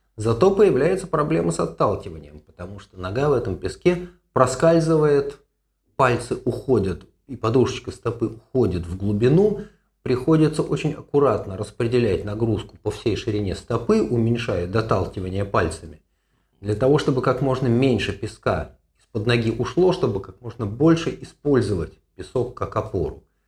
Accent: Moscow, Russia; moved away as an adult; now in Haifa, Israel; я э, родом из Москвы, в 85-м закончил медицинский институт

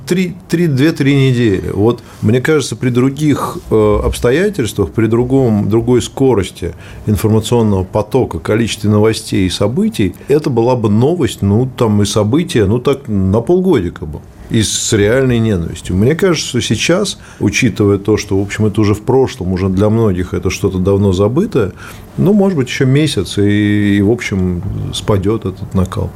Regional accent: Moscow, Russia; Я из Москвы

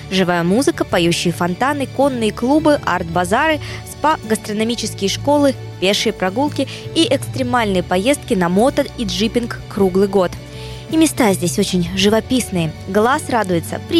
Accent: Ural, Russia; Мы уже все побережье объездили сами мы с Урала.

